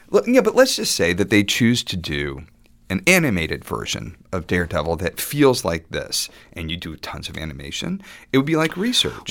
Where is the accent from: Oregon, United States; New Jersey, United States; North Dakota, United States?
New Jersey, United States; Woodcliff Lake; also born or lived in Ramsey, New Jersey; I grew up in Woodcliff Lake.